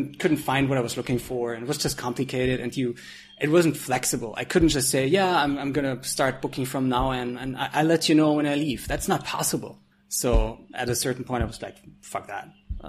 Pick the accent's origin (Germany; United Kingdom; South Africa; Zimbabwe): Germany; Frankfurt, Hesse; moved away as an adult; now in Thailand; I'm from Frankfurt, so I think I was looking for an apartment in Frankfurt